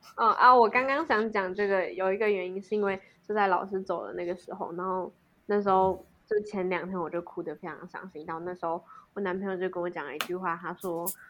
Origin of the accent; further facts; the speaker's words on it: Alishan, Chiayi County, Taiwan; moved away; 那一天是要回阿里山